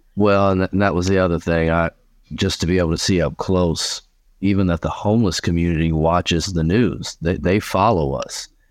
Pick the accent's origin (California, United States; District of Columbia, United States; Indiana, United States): Indiana, United States; Indianapolis; I was born and raised in Indianapolis, Indiana